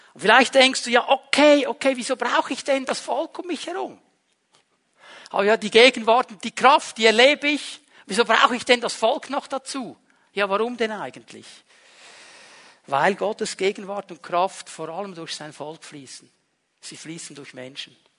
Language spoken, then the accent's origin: German; Switzerland; wir sind Schweizer.